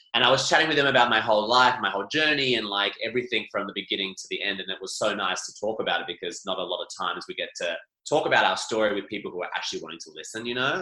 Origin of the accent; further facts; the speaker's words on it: Scotland, United Kingdom; we used to do Highland dancing as a family because we are Scottish